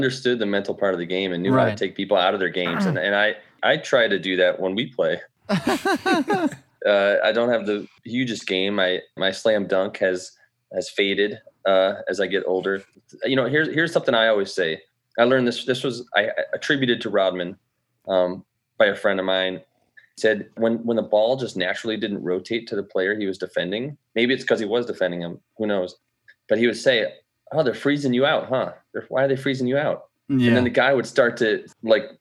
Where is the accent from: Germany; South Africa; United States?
United States; Detroit area, Michigan; growing up in the Detroit area